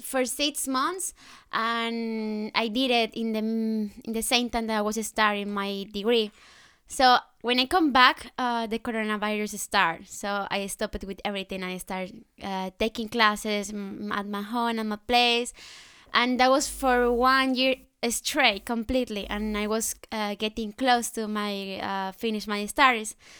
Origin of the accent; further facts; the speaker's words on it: Colombia; English is a second language; moved away as an adult; now in Netherlands; I'm from Colombia.